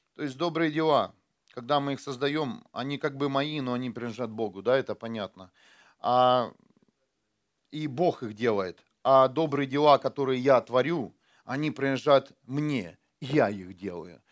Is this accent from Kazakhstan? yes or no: no; Ukraine; now in Germany; я когда э, только приехал из Украины, у нас, у нас вот так, да, в Украине